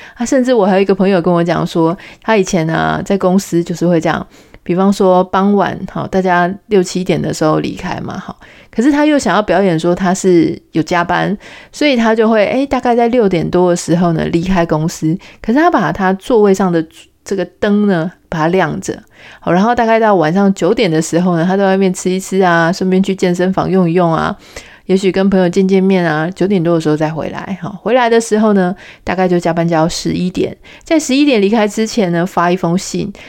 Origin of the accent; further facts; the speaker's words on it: Taiwan; 我们台湾人